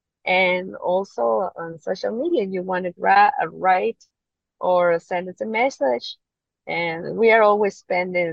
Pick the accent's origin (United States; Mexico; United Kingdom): Mexico; English is a second language; moved away as an adult; now in Hong Kong; we are from Mexico